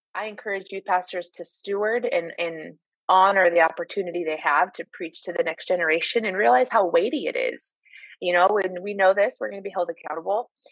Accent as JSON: {"language": "English", "region": "Midwest", "country": "United States", "tie": "born or raised there", "moved": "as an adult", "lives_now": "Sacramento, United States", "said": "I grew up in the Midwest so followed that ministry to California"}